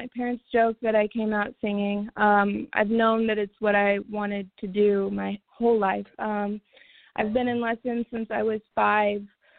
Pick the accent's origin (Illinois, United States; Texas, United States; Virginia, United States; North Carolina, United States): Illinois, United States; Springfield; also born or lived in St. Louis, Missouri; now in Los Angeles, United States; I was born and raised in Springfield, Illinois, and from there I lived in St. Louis for about 8.5 years, and then I moved to Los Angeles. So right now I am based in Los Angeles.